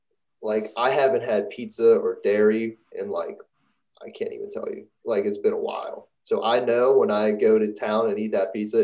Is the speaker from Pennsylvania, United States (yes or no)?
yes; Pittsburgh, Pennsylvania, United States; Yeah, I'm from Pittsburgh.